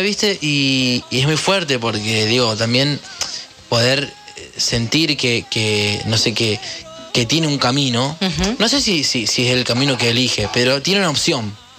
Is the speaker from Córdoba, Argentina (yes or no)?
yes; Córdoba, Argentina; soy cordobés